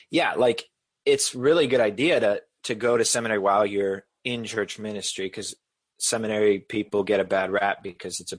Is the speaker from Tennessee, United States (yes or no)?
no; Boston, Massachusetts, United States; And yes, I just used wicked because I'm from Boston area.